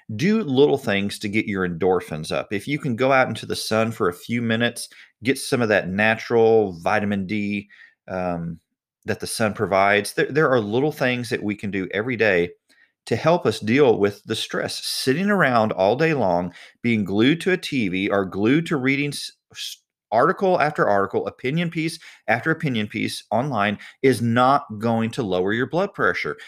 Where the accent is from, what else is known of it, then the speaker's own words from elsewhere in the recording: United States; I was born in the United States